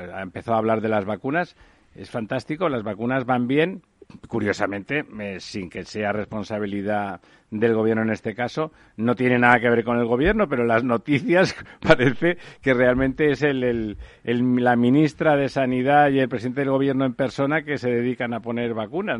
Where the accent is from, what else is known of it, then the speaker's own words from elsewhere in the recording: Mediterranean coast, Spain; en mi tierra, en el Mediterráneo